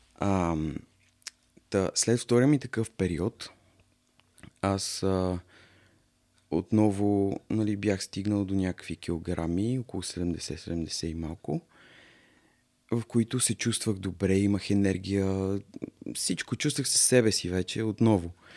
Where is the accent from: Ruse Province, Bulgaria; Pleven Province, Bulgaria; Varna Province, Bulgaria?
Varna Province, Bulgaria; Varna; moved away; аз съм принцип от Варна